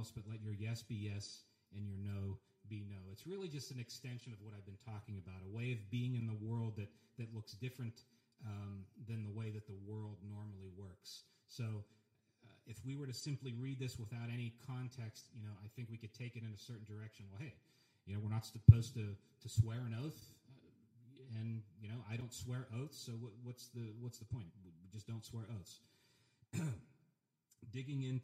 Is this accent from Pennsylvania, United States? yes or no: yes; Pennsylvania, United States; my hometown in Pennsylvania